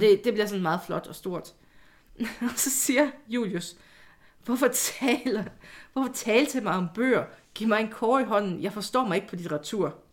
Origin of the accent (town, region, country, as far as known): Jutland, Denmark; moved away; also born or lived in Odense